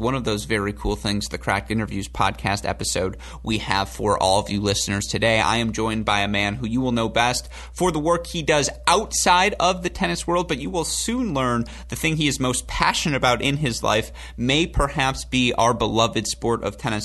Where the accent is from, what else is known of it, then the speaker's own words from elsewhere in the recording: Southeast Michigan, United States; moved away; I am from Southeast Michigan and Jewish.